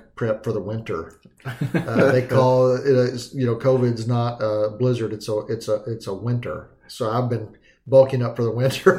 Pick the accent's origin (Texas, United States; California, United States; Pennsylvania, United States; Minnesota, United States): Texas, United States; Dallas; moved away; also born or lived in Montana; I grew up in Texas and in the Dallas area